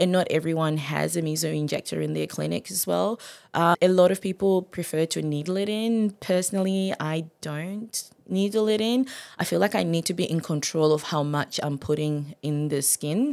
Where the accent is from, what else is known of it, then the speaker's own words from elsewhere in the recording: Zimbabwe; also born or lived in Gold Coast, Queensland, Australia; now in Maryborough, Australia; I'm originally from Zimbabwe.